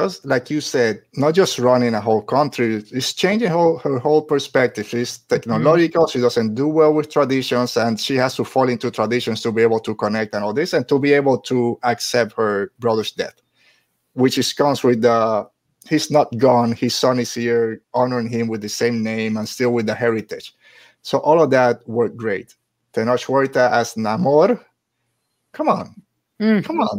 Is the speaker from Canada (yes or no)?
no; Carolina, Puerto Rico; my hometown! Yeah, Carolina.